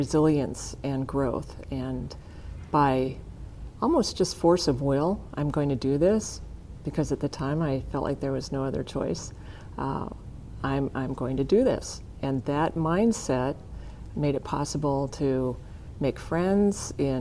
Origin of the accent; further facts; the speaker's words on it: Kimball, South Dakota, United States; I grew up in Kimball, which is, at the time I was growing up, a town of about 1,000 people